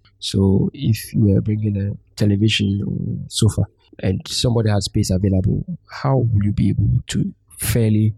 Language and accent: English; Ghana; we are Ghanaians